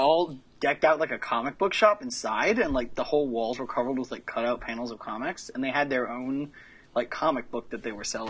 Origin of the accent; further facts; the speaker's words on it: Texas, United States; now in San Francisco, United States; I'm from Texas, boy.